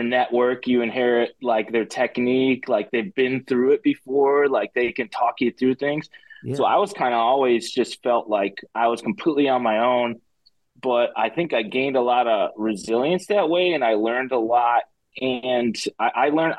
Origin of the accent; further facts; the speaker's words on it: Chicago, Illinois, United States; I'm from Chicago. And I grew up in a family that didn't wrestle